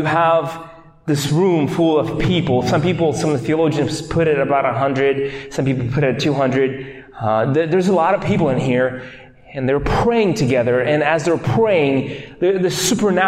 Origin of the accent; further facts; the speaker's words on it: Moldova; moved away; I am from Moldova